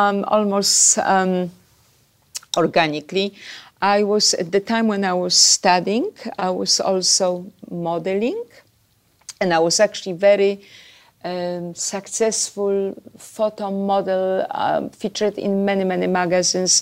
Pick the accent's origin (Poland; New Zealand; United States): Poland; Warsaw, Masovian Voivodeship; moved away as an adult; I was born in Poland. I had a very beautiful childhood. I grew up in Warsaw.